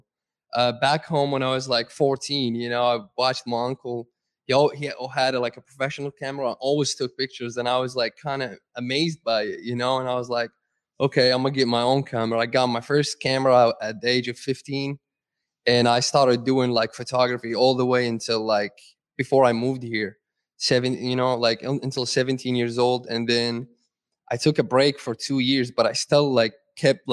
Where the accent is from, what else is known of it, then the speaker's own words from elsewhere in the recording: Saudi Arabia; moved away; I grew up in Saudi